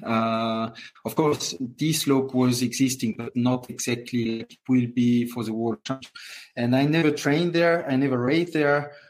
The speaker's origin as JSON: {"language": "English", "town": "Courchevel", "region": "Auvergne-Rhône-Alpes", "country": "France", "tie": "born or raised there", "also_born_or_lived": "Moûtiers", "second_language": "English", "said": "So I grew up in Courchevel in a family hotel my whole life"}